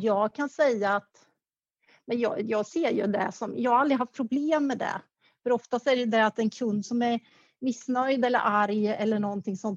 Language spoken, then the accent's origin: Swedish; Karlskoga, Örebro County, Sweden; moved away; i Kaskoga där, där jag kommer ifrån